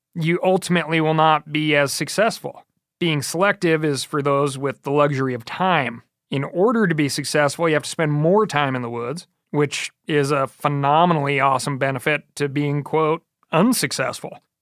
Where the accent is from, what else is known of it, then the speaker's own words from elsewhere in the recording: Michigan, United States; When I was a kid growing up in Michigan